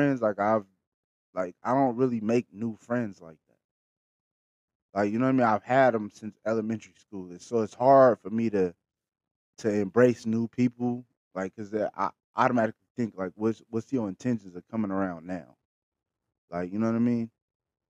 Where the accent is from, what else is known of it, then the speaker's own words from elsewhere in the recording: Bakersfield, California, United States; I'm from Bakersfield, the Patch